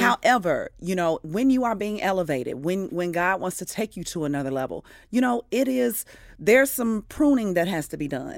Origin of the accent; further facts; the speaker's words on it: Midwest, United States; now in Atlanta, United States; I'm a Midwesterner to the heart